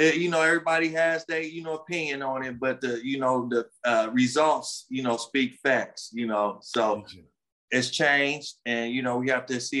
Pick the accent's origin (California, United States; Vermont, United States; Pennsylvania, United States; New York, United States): California, United States; Los Angeles; my hometown